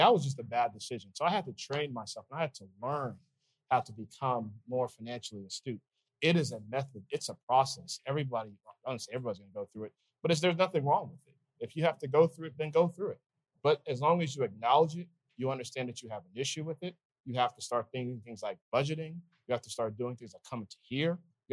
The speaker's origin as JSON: {"language": "English", "country": "Nigeria", "said": "Here I am, this wide-eyed 17-year-old, admittedly sheltered kid. I'm Nigerian, and you know, there's just a sheltered kid."}